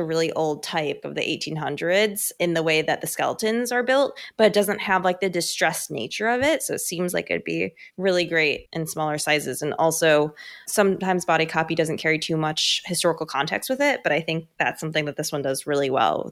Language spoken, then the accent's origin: English; United States; accent: American; With my American accent